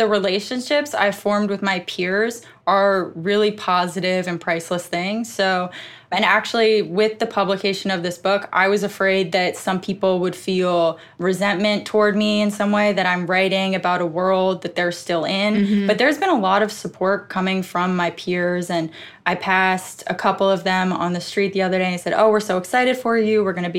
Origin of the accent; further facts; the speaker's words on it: Westchester, New York, United States; Westchester, New York.